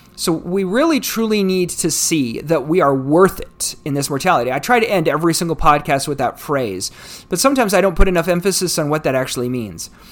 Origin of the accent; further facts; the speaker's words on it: United States; United States, my, my home country